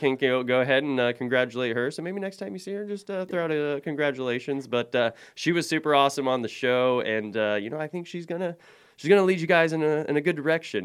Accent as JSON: {"language": "English", "region": "Oklahoma", "country": "United States", "tie": "born or raised there", "moved": "yes", "said": "I grew up in Oklahoma"}